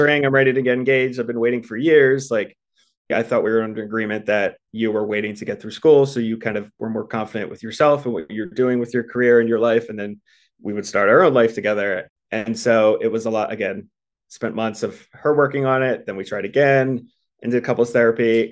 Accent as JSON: {"language": "English", "town": "Baltimore", "region": "Maryland", "country": "United States", "tie": "born or raised there", "also_born_or_lived": "Philadelphia, Pennsylvania", "moved": "as an adult", "lives_now": "Los Angeles, United States", "said": "I'm actually from the East Coast, grew up in Baltimore, went to school in Philly"}